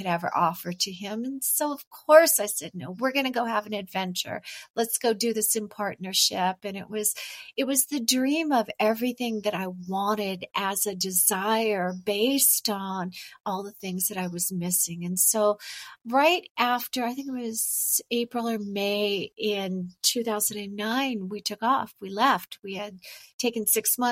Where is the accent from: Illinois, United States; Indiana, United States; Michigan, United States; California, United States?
California, United States; moved away as an adult; I'm originally from California